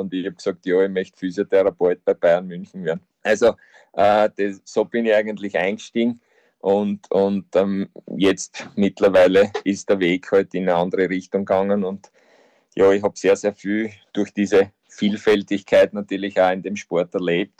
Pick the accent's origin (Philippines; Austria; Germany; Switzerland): Austria; bei uns in Österreich